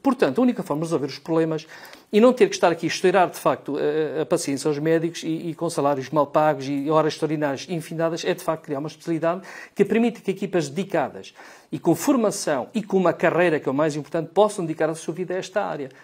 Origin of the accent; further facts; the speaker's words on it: Arganil, Coimbra District, Portugal; como Erganil, que é a minha terra